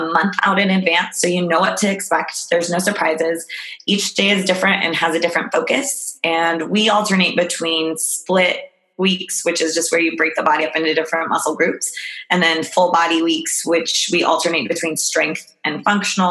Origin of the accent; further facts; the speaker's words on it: Albuquerque, New Mexico, United States; moved away as an adult; now in San Francisco, United States; I'm actually from Albuquerque, New Mexico